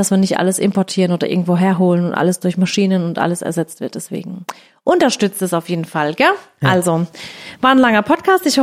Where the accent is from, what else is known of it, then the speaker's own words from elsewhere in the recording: Baden-Württemberg, Germany; bei uns in Baden